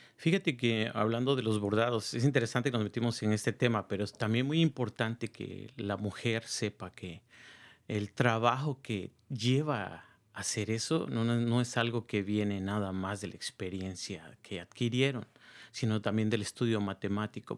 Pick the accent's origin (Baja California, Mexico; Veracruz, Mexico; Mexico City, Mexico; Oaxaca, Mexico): Oaxaca, Mexico; now in Marin County, United States; soy de la ciudad de Oaxaca